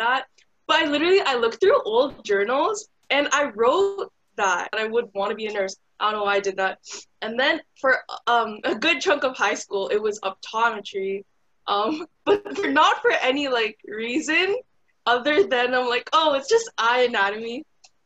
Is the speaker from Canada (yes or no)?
yes; Canada; born or raised there; also born or lived in Dubai